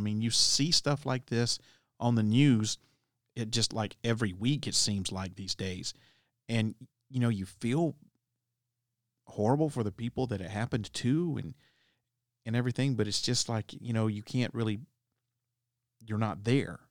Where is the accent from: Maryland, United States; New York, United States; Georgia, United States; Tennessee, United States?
Tennessee, United States; my home state of Tennessee